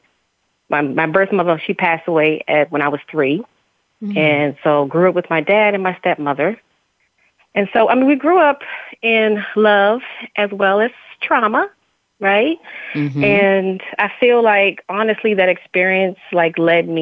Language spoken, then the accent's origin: English; a small country town in Virginia, United States; also born or lived in Baltimore, Maryland; I was born in Baltimore, Maryland, and I grew up in a small country town in Virginia.